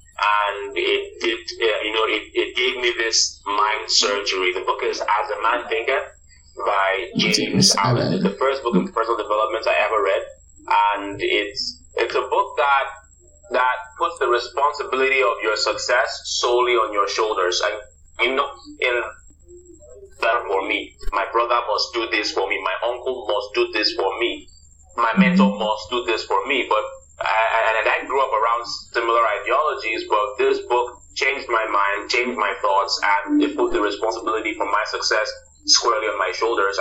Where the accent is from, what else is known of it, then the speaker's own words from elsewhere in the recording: Nigeria; As a Nigerian